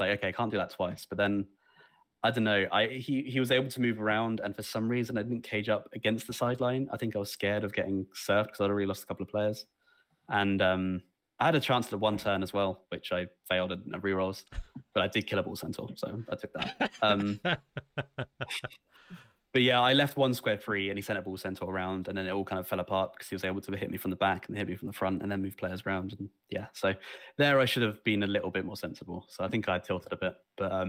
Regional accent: Southampton, South East England, United Kingdom; around Southampton

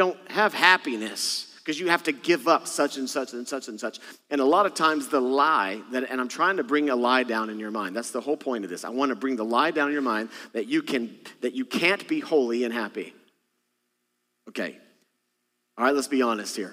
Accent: Texas, United States; moved away; I'm from Texas originally

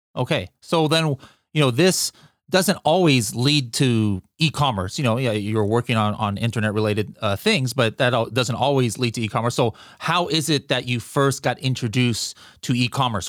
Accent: United States; me as an American

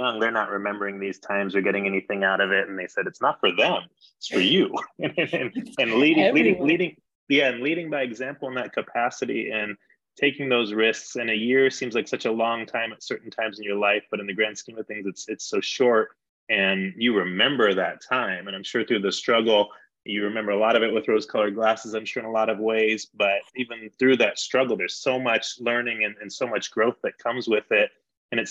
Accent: San Diego, California, United States; now in Denver, United States; I was born in Denver, but I grew up in San Diego

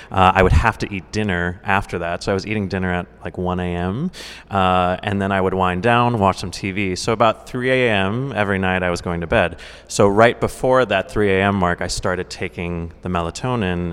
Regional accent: Scranton, Pennsylvania, United States; I'm from Scranton, Pennsylvania.

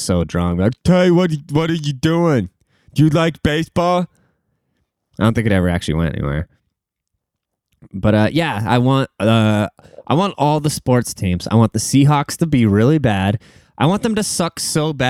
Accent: Seattle, Washington, United States; The Seattle Mariners, my hometown baseball team

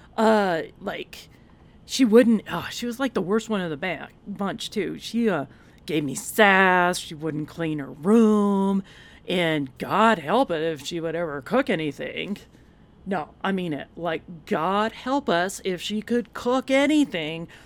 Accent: Texas, United States; And we're from Texas

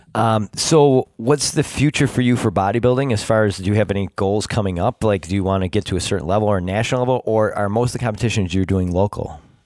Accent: Rochester, New York, United States; born or raised there

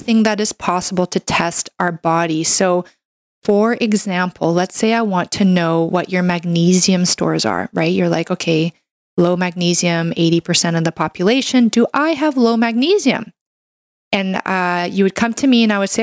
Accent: Canada; I'm a Canadian medical doctor

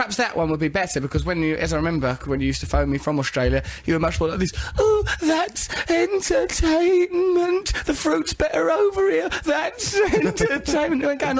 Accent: England, United Kingdom; We're English. People like that.

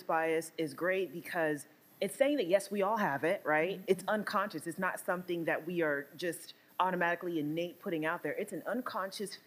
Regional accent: Nigeria; now in United States; I'm Nigerian, right? Nigerian American.

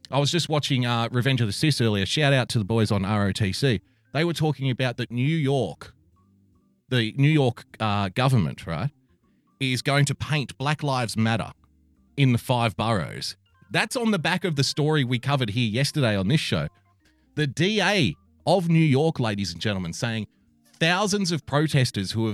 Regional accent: Australia; I'm an Australian

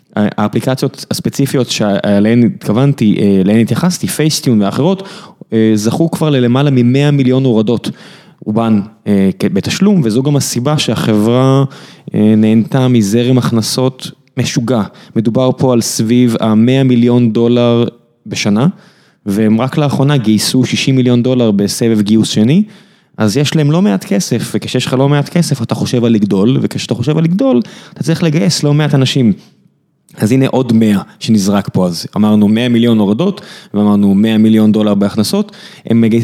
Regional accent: Beersheba, Southern District, Israel; כבאר שבעי בורן אנד רייזד

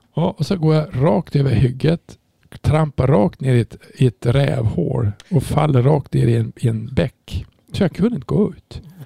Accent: Umeå, Västerbotten County, Sweden; jag kommer från Umeå

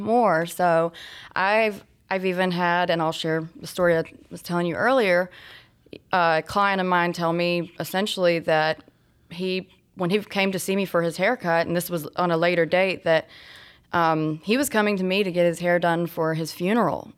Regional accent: Georgia, United States; also born or lived in Florida; now in Lilburn, United States; I'm from Georgia originally. Uh, I moved here, though, from Florida about I guess, going on ten years ago.

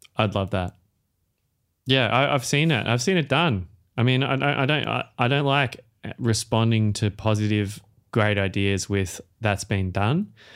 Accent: Australia; accent: Australian; as an Australian musical artist

